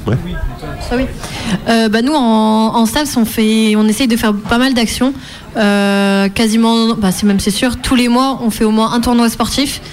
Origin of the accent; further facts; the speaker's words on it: Plurien, Brittany, France; je suis pluriennaise, donc c'est au niveau du Cap d'Erquy, Cap Fréhel